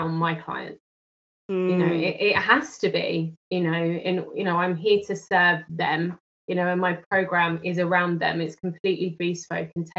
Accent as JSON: {"language": "English", "region": "London", "country": "United Kingdom", "said": "from London in the UK"}